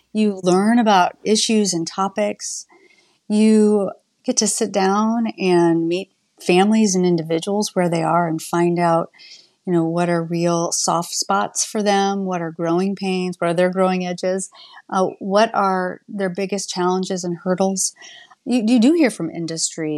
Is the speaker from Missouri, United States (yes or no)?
no; Shipshewana, Indiana, United States; now in Bloomington, United States; I grew up in Indiana, in a very small rural community of Shipshawana, Indiana